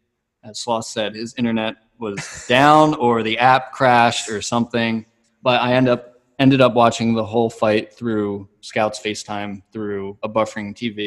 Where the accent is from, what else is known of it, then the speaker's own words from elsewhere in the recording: East Coast, United States; we grew up on the East Coast